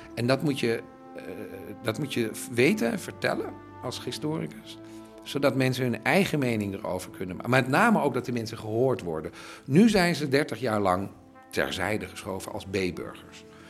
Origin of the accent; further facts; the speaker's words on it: Netherlands; moved away as an adult; now in Berlin, Germany; Ik ben Nederlander